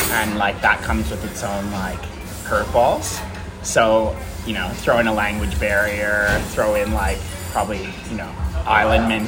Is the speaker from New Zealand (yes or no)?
no; Canada; moved away as an adult; also born or lived in Vancouver, Canada / Europe; now in Melbourne, Australia; I'm from Canada, so I yes we have to take French compulsory for like a very long time.